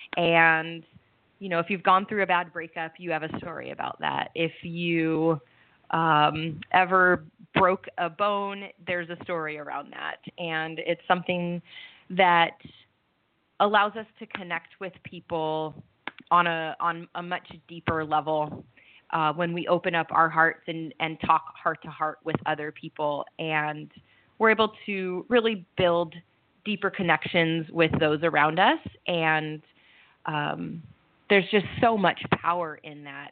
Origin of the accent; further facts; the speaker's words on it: Southern California, United States; moved away as an adult; also born or lived in Seattle, Washington / Cayman Islands; now in Italy; I'm from Southern California. I moved up the West Coast to Northern California, and then I was in Seattle for 12 years